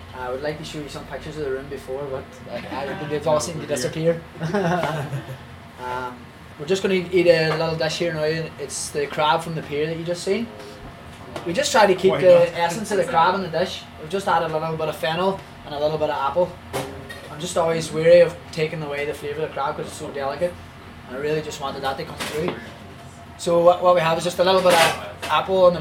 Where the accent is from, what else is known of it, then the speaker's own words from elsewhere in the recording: County Donegal, Ireland; also born or lived in Belfast; I grew up around Donegal surfing, so I always try to want to come back to Donegal.